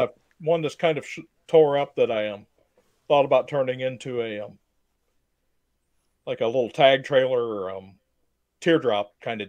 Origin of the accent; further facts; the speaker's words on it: Morgan Monroe area, Indiana, United States; I grew up camping out in Morgan Monroe and just family camping trips and stuff like that. And where I live now has grown up a lot. But back when I was a kid, it was nothing but farmland and woods around me.